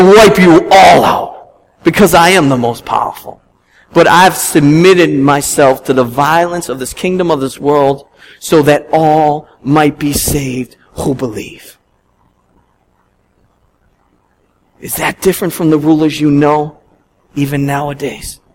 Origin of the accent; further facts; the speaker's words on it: Boston, Massachusetts, United States; being a Bostonian all my life